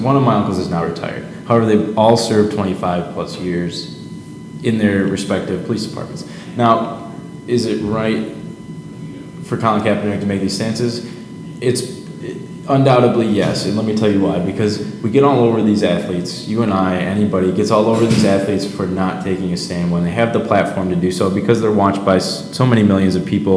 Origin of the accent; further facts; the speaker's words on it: Livonia, Michigan, United States; My experience growing up in Livonia is 96% white